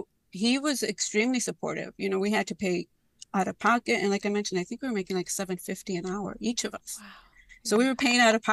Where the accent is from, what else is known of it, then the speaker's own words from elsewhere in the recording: Chicago, Illinois, United States; I grew up in Little Village. My parents are still there